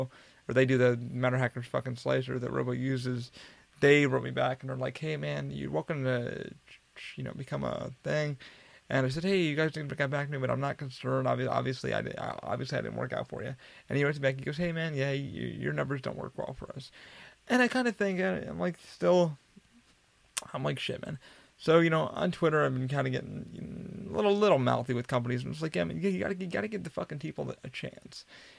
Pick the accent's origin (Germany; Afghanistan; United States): Afghanistan; moved away; You know, I'm an immigrant. I worked my ass off to get where I'm here. You know, I came from Afghanistan, a war-torn country. You know, you should understand, you know, I left this country.